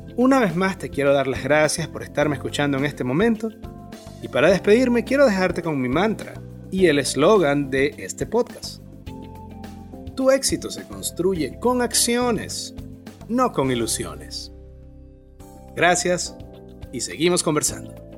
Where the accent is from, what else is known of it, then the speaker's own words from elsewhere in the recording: Maracaibo, Zulia, Venezuela; moved away as an adult; now in Bonaire; En el 2011 emigré de Maracaibo, Venezuela, a Bonaire, una pequeña isla en el Caribe holandés